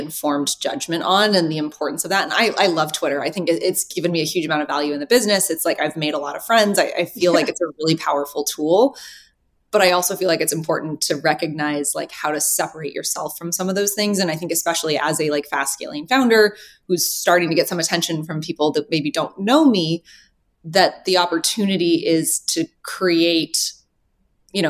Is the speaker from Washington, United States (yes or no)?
no; Reno, Nevada, United States; also born or lived in Los Angeles / Midtown Manhattan; now in New York City, United States; I'm from Reno.